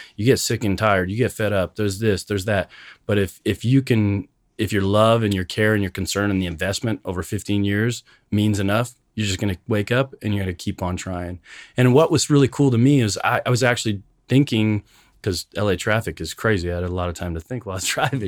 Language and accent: English; Canada; moved away as an adult; now in United States; growing up in Canada, being an immigrant, coming to the United States